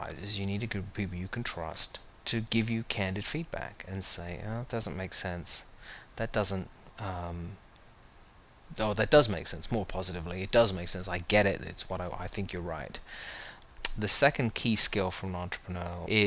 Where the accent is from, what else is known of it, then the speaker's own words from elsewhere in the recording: United Kingdom; moved away as an adult; now in United States; I grew up in the United Kingdom. I moved here